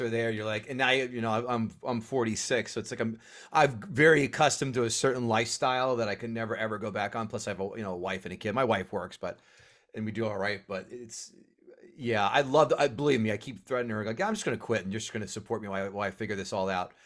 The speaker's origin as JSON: {"language": "English", "region": "New Jersey", "country": "United States", "said": "I'm from Central Jersey. I have to commute to New York"}